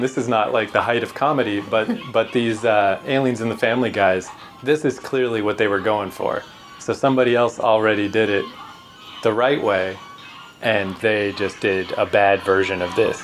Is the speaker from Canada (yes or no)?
yes; Canada; we're from Canada.